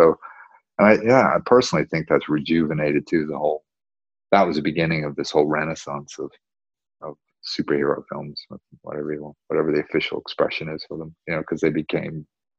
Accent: North Carolina, United States; also born or lived in Wales; You know, because I'm from Wales, like I said. But originally, I grew up in a place called North Carolina

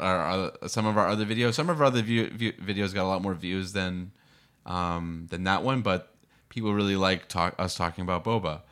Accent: Boston, Massachusetts, United States; now in San Diego, United States; I grew up in Boston

